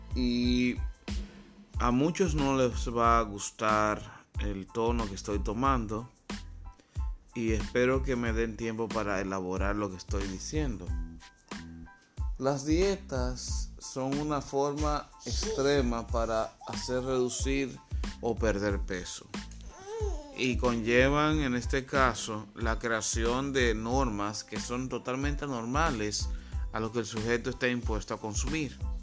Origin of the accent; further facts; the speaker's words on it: Dominican Republic; soy dominicano, así que este programa es desde República Dominicana